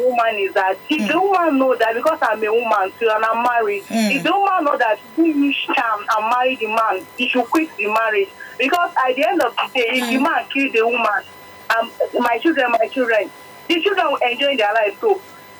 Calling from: Ikorodu, Lagos, Nigeria; I'm calling from Ikorodu.

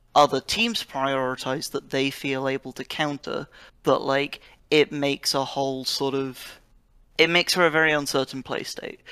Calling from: Oxford, South East England, United Kingdom; I'm calling from, uh, Oxford, United Kingdom

